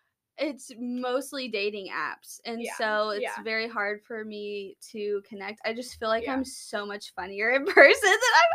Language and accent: English; Louisville, Kentucky, United States; I grew up here in Louisville, and a little bit outside of Louisville, but I'm 27 years old. I just turned 27